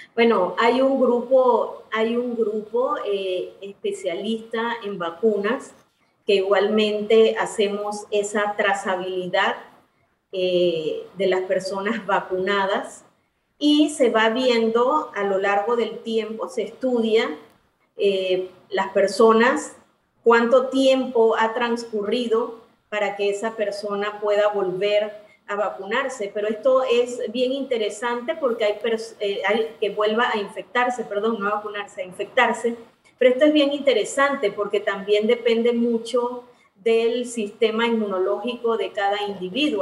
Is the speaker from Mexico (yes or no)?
no; Panama; así somos los panameños